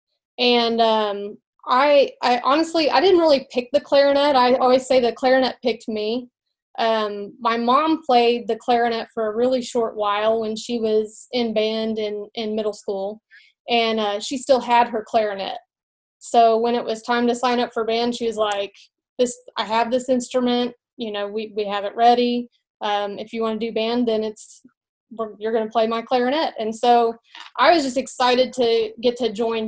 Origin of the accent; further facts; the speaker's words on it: Mountain Home, Arkansas, United States; also born or lived in Russellville, Arkansas; now in Magnolia, United States; I grew up in Mountain Home, Arkansas